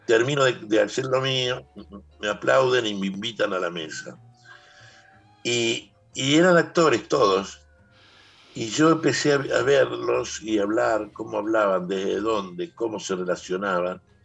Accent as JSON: {"language": "Spanish", "town": "Guachipas", "region": "Salta", "country": "Argentina", "tie": "born or raised there", "moved": "yes", "said": "el pueblito donde yo nací, está yendo a Cafayate, eh, que se llama Guachipas"}